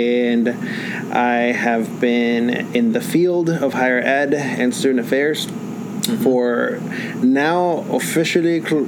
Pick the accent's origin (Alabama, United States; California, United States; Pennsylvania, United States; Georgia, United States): Georgia, United States; Atlanta; also born or lived in Acapulco, Mexico; So I was born in Acapulco, Mexico, and I immigrated here to the United States, to Atlanta metro area, and really I've lived here most of my life at that point. And yeah, identify as Latino and Mexican, really, Mexican American at this point